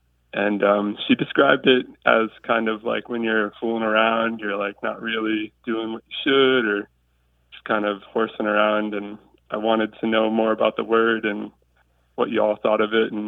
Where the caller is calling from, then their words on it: Nantucket Island, Massachusetts, United States; Hey there, this is … I'm calling in from Nantucket Island, Massachusetts.